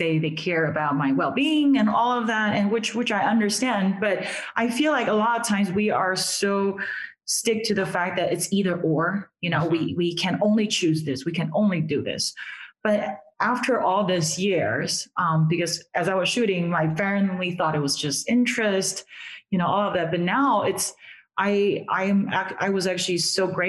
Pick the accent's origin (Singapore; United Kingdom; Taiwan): Taiwan; moved away; So I'm originally from Taiwan.